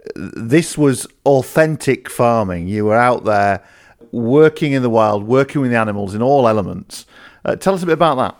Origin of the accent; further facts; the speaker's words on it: Yorkshire and the Humber, United Kingdom; I lived in Yorkshire it was our local soap